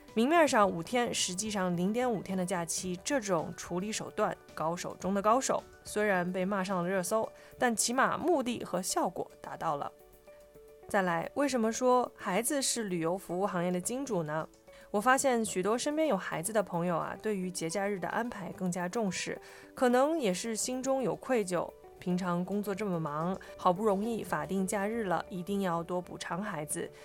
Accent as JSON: {"language": "Chinese", "country": "China", "said": "我们中国人"}